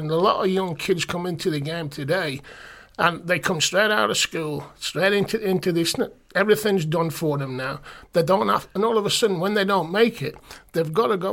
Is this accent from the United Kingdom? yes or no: yes; West Bromwich, West Midlands, United Kingdom; also born or lived in Vancouver; I'm from West Brom